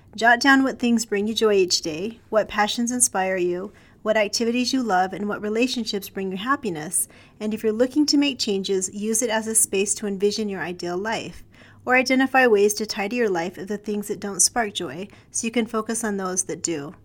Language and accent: English; Provo, Utah, United States; When I was a child, I grew up in West Provo